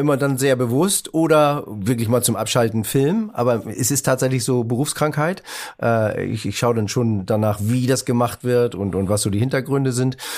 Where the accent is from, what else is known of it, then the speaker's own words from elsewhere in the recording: Northern Germany, Germany; moved away as an adult; also born or lived in Baden-Baden; ich war Norddeutscher